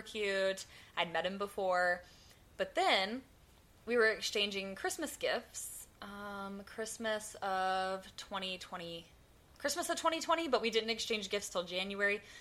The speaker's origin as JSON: {"language": "English", "region": "the South", "country": "United States", "accent": "southern", "said": "my southern accent"}